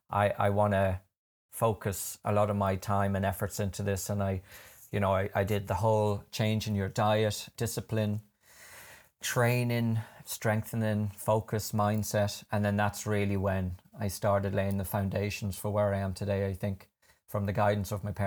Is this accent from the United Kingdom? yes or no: yes; London, United Kingdom; I grew up in London, and my parents are both from, well, my dad would kill me if I said he was from Coothill.